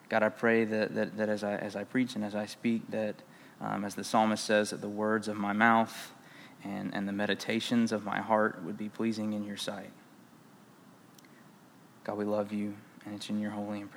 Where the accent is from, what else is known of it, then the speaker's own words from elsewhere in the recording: South Carolina, United States; moved away; I am from South Carolina